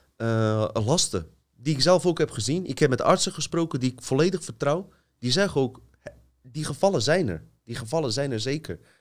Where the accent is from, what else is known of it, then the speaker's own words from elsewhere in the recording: Bosnia & Herzegovina; now in Netherlands; stad waar ik vandaan kom staat bekend, zelfs in Bosnië